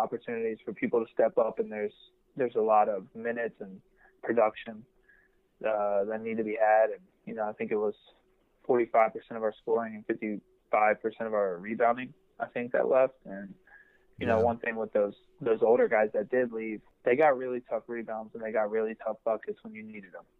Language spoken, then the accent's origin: English; West Virginia, United States; I'm from West Virginia.